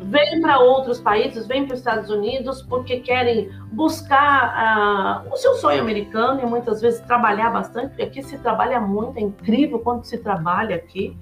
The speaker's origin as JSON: {"language": "Portuguese", "region": "São Paulo", "country": "Brazil", "also_born_or_lived": "Curitiba", "moved": "as an adult", "lives_now": "United States", "said": "eu sou de São Paulo, apesar que nos últimos 10 anos eu morei em Curitiba"}